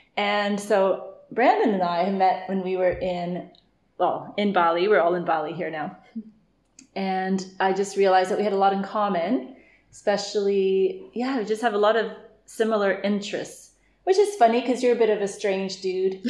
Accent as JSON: {"language": "English", "region": "Ontario", "country": "Canada", "tie": "born or raised there", "also_born_or_lived": "Vancouver, Canada", "moved": "as an adult", "lives_now": "Bali, Indonesia", "said": "grew up in Canada and Ontario"}